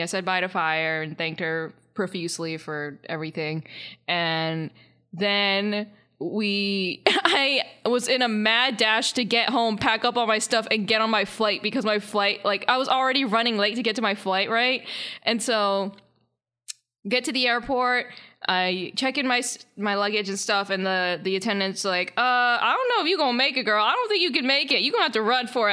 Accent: Charlotte, North Carolina, United States; moved away; Charlotte is, uh, kinda like my hometown, or it's at least where I lived before here.

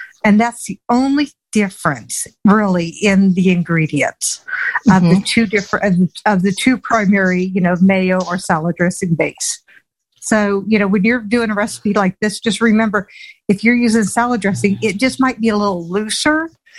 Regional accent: Southern United States, United States; I'm a Southerner.

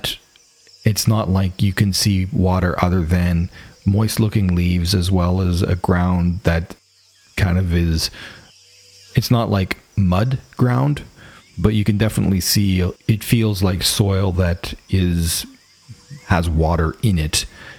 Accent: Canada; accent: Canadian English; my Canadian English.

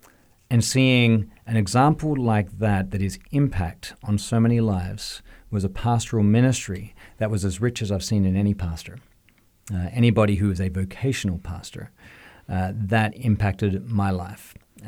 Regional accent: Australia; moved away; And the number one reason I came here from Australia was, as I was looking at a calling in my life, whether it was to pastoral ministry, to music

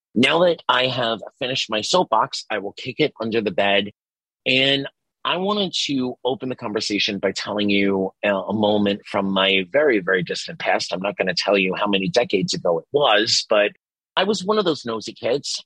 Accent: New York City, New York, United States; I grew up in Staten Island, New York

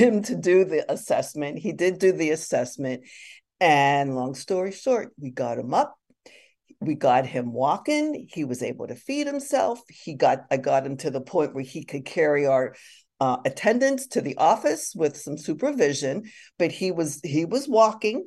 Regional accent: Pittsburgh, Pennsylvania, United States; I grew up in Pittsburgh

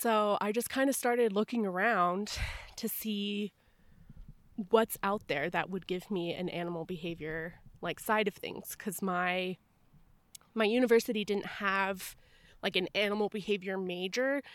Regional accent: Tucson, Arizona, United States; I grew up in Tucson, Arizona, where there's just desert everywhere

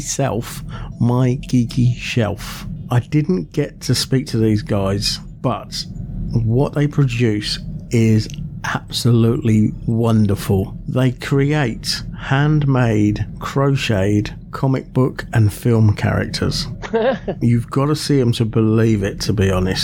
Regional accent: Aylesbury, South East England, United Kingdom; Park Life Weekend, that takes place at Vale Park in my hometown of Aylesbury in Buckinghamshire

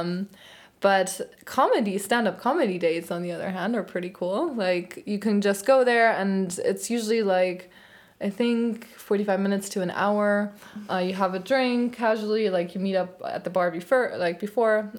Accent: Frankfurt, Hesse, Germany; moved away as an adult; also born or lived in London; close to my hometown, so he, like, which is Frankfurt

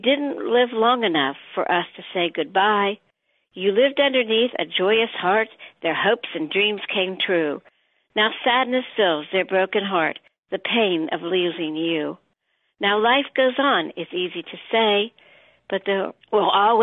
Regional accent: Columbus, Ohio, United States; Columbus, Ohio

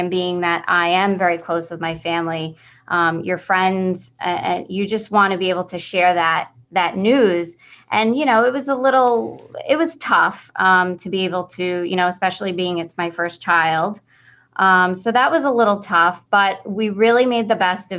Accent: Locust Valley, New York, United States; I've been born and raised in Locust Valley

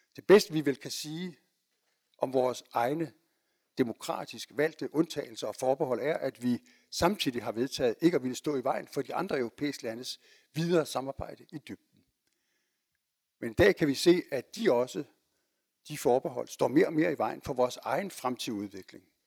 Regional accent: Denmark

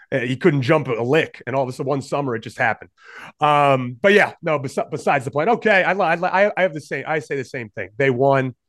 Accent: Rhode Island, United States; growing up in Rhode Island. So we're both from, both from Rhode Island

